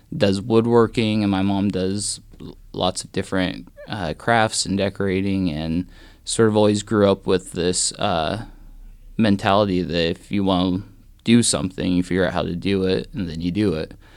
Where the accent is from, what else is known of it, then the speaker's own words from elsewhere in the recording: Lakin, Kansas, United States; also born or lived in Great Bend, Kansas; now in Atchison, United States; I grew up in a little town southwest Kansas called Lakin